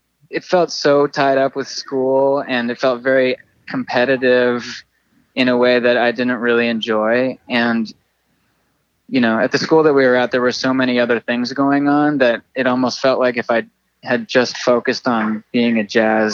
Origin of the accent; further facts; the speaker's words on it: San Francisco, California, United States; also born or lived in Santa Barbara, California; I grew up in San Francisco and Santa Barbara